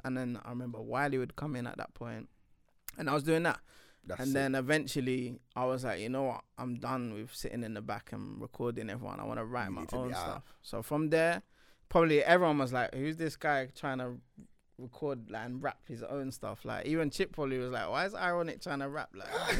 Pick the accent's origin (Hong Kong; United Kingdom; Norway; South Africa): United Kingdom; London; because we're from North, innit?